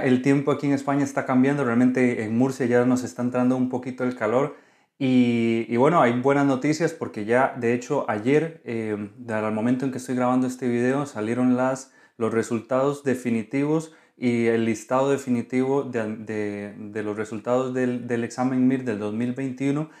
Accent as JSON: {"language": "Spanish", "country": "Costa Rica", "moved": "yes", "lives_now": "Spain", "said": "soy médico residente de Costa Rica"}